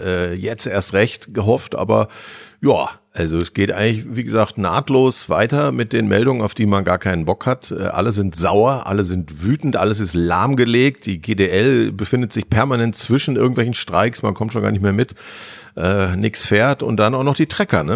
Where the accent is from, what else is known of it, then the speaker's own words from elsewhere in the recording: Harsewinkel, North Rhine-Westphalia, Germany; Ich komme aus Hasewinkel, also vom ja. Land